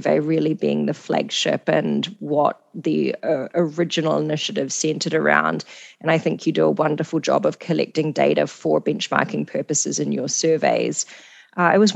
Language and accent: English; New Zealand; moved away; also born or lived in Singapore / Canada; I'm from New Zealand, I've worked in Singapore